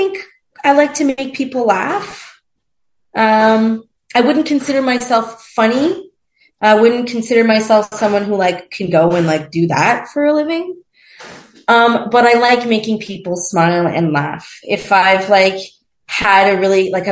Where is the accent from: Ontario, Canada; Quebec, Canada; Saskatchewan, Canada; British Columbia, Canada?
Quebec, Canada; Montreal; moved away as an adult; also born or lived in Toronto / Mexico; in Montreal, my hometown